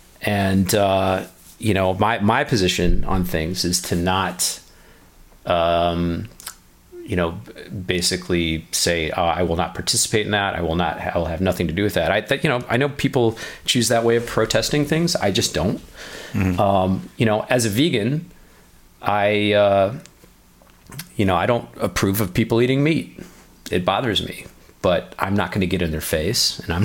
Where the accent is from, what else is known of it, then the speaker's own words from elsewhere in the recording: Chicago, Illinois, United States; I grew up in Chicago.